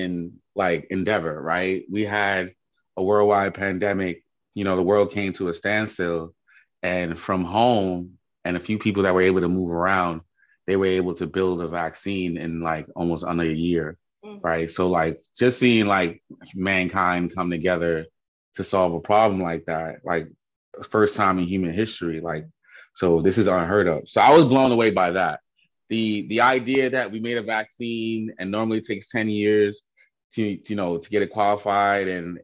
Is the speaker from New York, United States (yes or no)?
yes; New York City, New York, United States; I'm from Queens, Jamaica, New York. Born and raised, been here 30 years